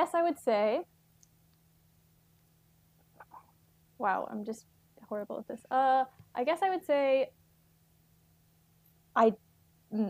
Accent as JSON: {"language": "English", "region": "Texas", "country": "United States", "also_born_or_lived": "New York City", "moved": "as an adult", "said": "I'm from Texas. I'm going to say y'all"}